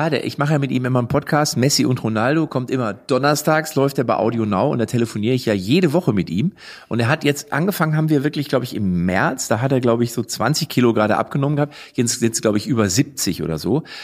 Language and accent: German; Hanover, Lower Saxony, Germany